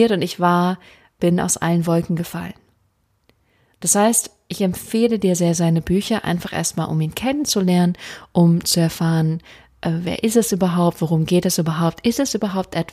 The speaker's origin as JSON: {"language": "German", "town": "Freiburg", "region": "Baden-Württemberg", "country": "Germany", "said": "Ähm, ich komme ursprünglich aus Freiburg, das heißt, ich wohne direkt um die Ecke."}